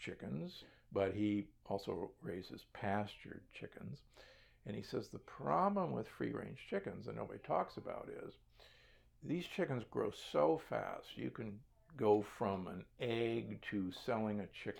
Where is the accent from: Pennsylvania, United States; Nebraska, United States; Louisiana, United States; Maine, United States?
Nebraska, United States; I grew up in Nebraska